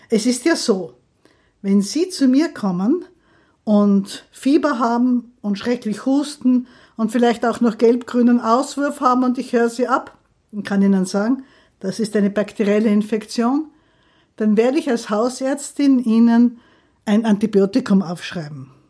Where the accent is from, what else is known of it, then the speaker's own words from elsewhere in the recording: Graz, Styria, Austria; now in Vienna, Austria; Ich bin eigentlich gar keine Wienerin, aber ich liebe diese Stadt. Ich komme aus Graz, habe in Wien dann fertig studiert